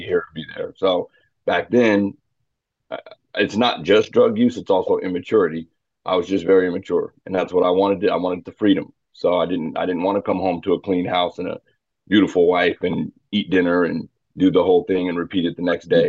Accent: Phoenix, Arizona, United States; moved away as an adult; now in Wichita, United States; I was born in Phoenix, Phoenix, Arizona in '83. Uh, lived there for most of my life

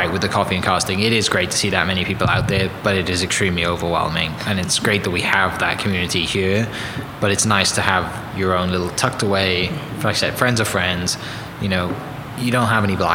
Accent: Wales, United Kingdom; moved away; I grew up in Wales

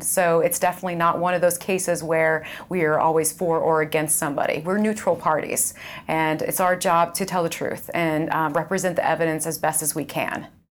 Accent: Indiana, United States; I grew up in Indiana. So I grew up about fifteen miles away from here on a farm.

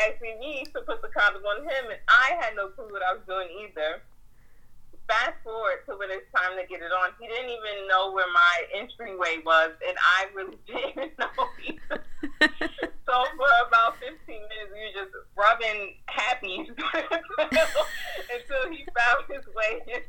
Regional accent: New Jersey, United States; we're from New Jersey.

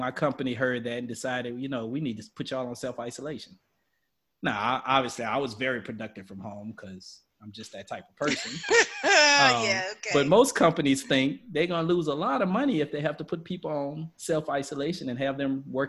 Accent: Louisiana, United States; first language English; now in Texas, United States; I live in the great state of Texas, and I'm from Louisiana

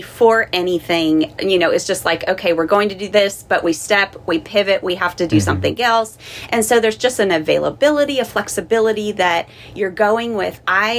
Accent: Southern California, United States; first language English; moved away as an adult; I grew up in Southern California

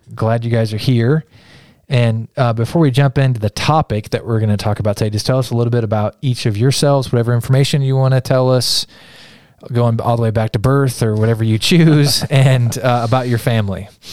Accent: Kansas, United States; moved away; I grew up in Kansas

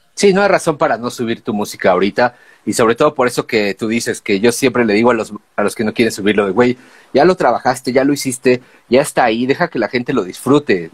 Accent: Mexico City, Mexico; venimos de México

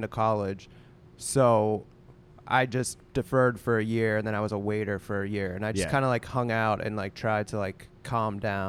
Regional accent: Pennsylvania, United States; Well, I grew up outside of Pittsburgh.

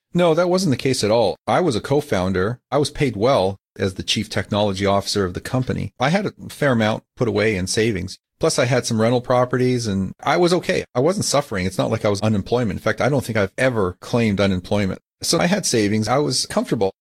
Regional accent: Calgary, Alberta, Canada; now in California, United States; I grew up in Calgary

